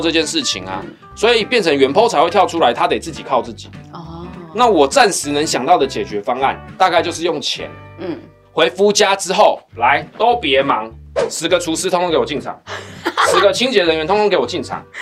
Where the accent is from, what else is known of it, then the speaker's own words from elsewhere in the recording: Taiwan; 我们台湾人就这样